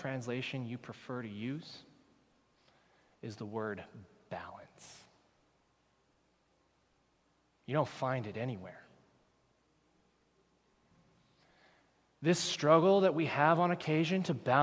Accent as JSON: {"language": "English", "country": "United States", "moved": "as an adult", "lives_now": "Canada", "said": "I am from the United States"}